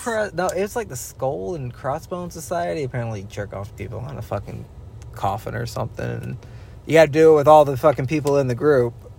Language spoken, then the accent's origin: English; Dallas, Georgia, United States; We grew up in Dallas, Georgia. We all know what happens out here.